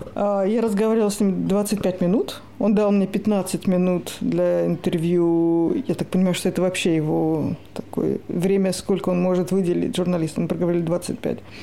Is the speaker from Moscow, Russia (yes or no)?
yes; Moscow, Russia; moved away as an adult; now in Sweden; я из Москвы